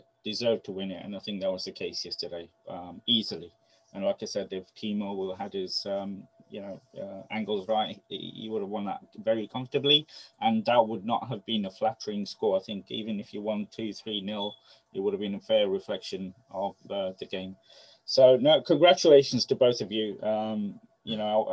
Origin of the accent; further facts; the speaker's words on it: Loughborough, East Midlands, United Kingdom; I grew up in Loughborough